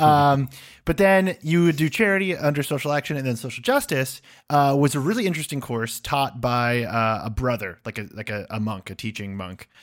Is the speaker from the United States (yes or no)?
yes; United States; moved away as an adult; also born or lived in United Kingdom; as an American who's lived over there